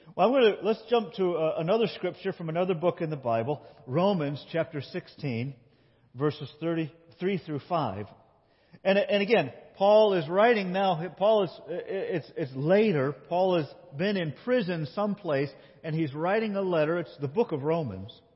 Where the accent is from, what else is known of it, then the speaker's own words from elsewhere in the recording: Binghamton, New York, United States; I grew up in Binghamton, New York